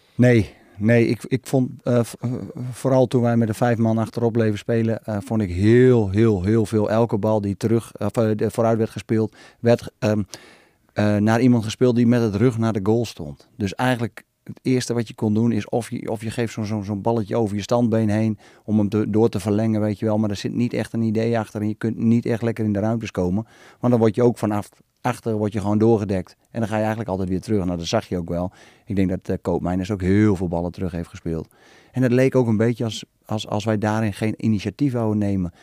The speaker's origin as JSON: {"language": "Dutch", "country": "Netherlands", "said": "als Nederlander"}